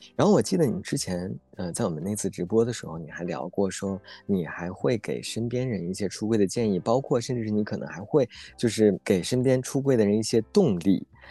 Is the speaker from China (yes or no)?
yes; Northeast China, China; accent: Northeastern; 我们东北话